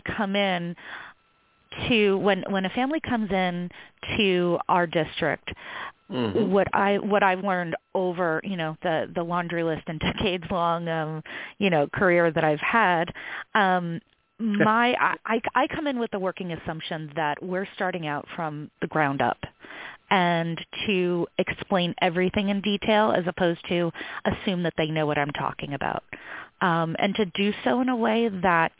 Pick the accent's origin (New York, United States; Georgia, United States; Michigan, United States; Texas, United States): New York, United States; now in California, United States; I'm originally from New York too